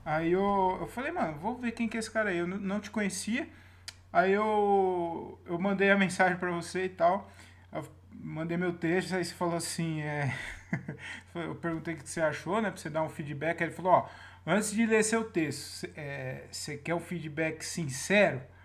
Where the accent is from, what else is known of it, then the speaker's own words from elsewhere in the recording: Jundiaí, São Paulo, Brazil; now in Várzea Paulista, Brazil; Eu falo que eu sou de Jundiaí. Eu moro na, em Várzea Paulista